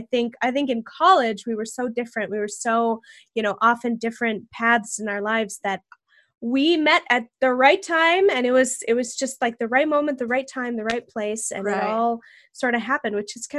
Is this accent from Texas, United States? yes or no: yes; Texas, United States; moved away; I was born in Texas. I have family in Texas